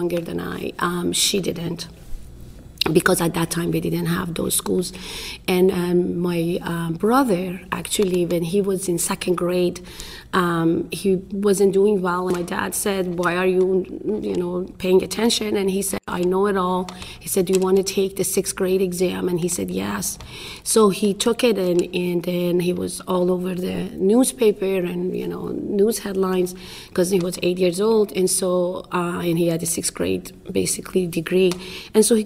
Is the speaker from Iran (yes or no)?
yes; Iran; English is a second language; moved away as an adult; now in United States; I'm originally from Iran.